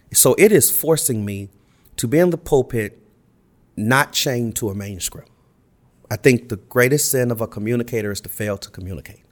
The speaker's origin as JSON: {"language": "English", "town": "Los Angeles", "region": "California", "country": "United States", "tie": "born or raised there", "said": "I grew up in Los Angeles"}